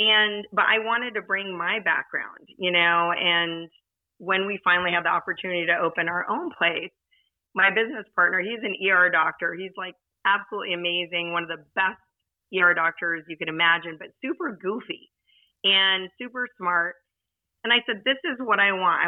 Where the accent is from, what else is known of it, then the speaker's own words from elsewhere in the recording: Southern California, United States; I grew up in Southern California